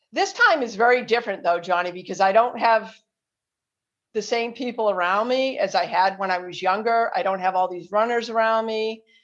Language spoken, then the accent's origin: English; Marlborough, Massachusetts, United States; Marlboro, that, that's my hometown where I live